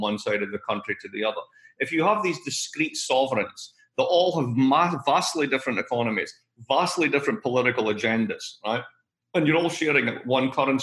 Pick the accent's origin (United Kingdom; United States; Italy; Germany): United Kingdom; Scotland; moved away; I'm Scottish, as you know, but I'm also British.